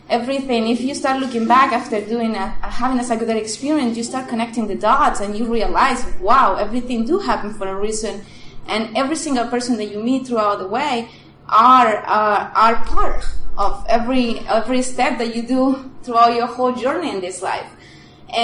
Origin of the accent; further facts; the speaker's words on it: Chile; English is a second language; moved away as an adult; now in United States; I'm originally from Chile. I moved here to the U.S.